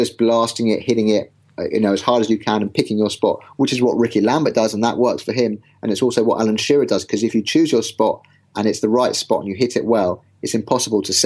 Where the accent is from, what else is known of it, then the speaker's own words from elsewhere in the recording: England, United Kingdom; I'm an Englishman.